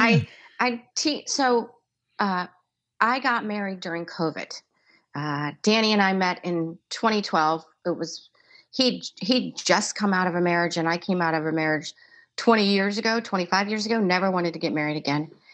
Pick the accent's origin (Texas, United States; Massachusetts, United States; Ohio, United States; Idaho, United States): Massachusetts, United States; Boston; now in Southern Maryland, United States; my hometown